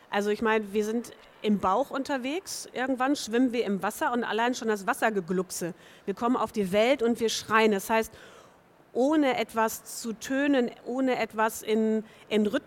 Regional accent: Hamburg, Germany; sie kommen aus Hamburg. Und ich komme ja auch aus Hamburg.

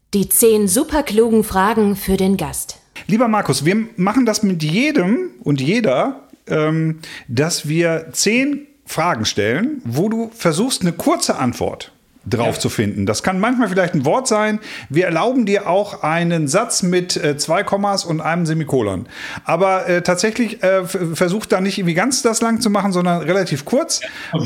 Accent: North Rhine-Westphalia, Germany; hier bei uns in Ostwestfalen hier mit Tönnies in Gütersloh eine Riesenschlachterei

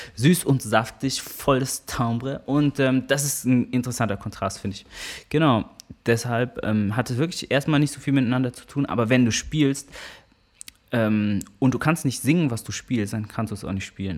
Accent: Karlsruhe, Baden-Württemberg, Germany; moved away; also born or lived in Hamburg; Karlsruhe hat mich geprägt, insofern, dass ich da aufgewachsen bin

